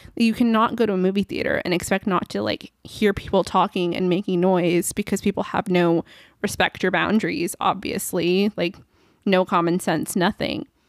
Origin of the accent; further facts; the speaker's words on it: California, United States; accent: California; my level California accent